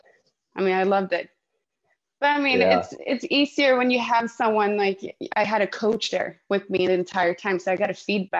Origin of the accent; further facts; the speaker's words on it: Stockholm, Stockholm County, Sweden; also born or lived in Spain; I'm from Stockholm and I'm based and living here now.